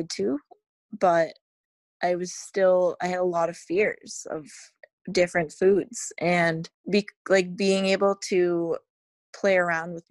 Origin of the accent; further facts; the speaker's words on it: New England, United States; growing up in New England, it's always fresh in the summer